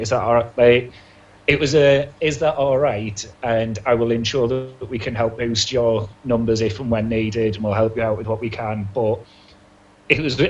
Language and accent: English; Hartlepool, North East England, United Kingdom; moved away as an adult; also born or lived in Leeds; now in Manchester, United Kingdom; I moved from Hartlepool to Leeds for uni